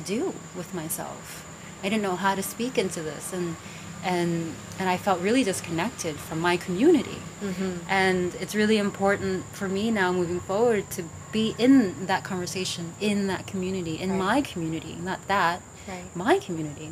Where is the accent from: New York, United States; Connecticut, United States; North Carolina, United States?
New York, United States; New York City; also born or lived in Vietnam; I grew up in the Bronx.